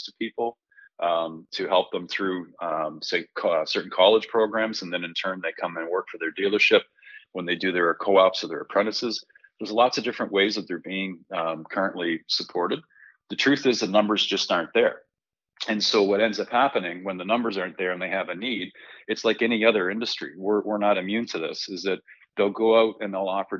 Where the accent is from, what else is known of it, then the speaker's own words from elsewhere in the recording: Canada; As a Canadian